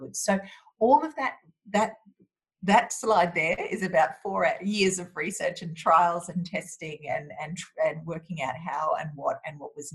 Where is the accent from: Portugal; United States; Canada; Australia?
Australia; as an Australian